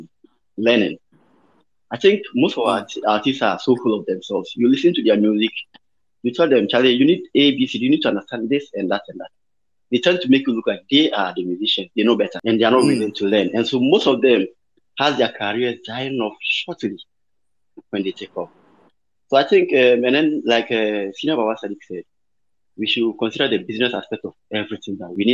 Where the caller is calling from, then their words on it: Obuasi, Ashanti, Ghana; I'm talking from Obuasi, the Golden City.